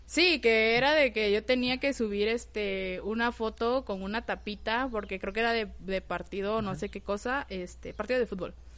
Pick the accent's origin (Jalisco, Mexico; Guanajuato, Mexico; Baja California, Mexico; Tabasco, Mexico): Tabasco, Mexico; Villahermosa; moved away as an adult; now in Tuxtla Gutiérrez, Mexico; originaria soy de Tabasco, Villahermosa, Tabasco. Pero ya tengo 8 o 10 años viviendo aquí en Tuxtla